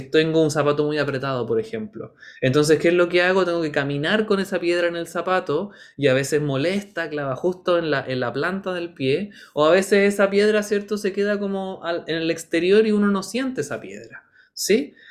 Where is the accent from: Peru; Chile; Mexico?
Chile; sabemos que somos chilenos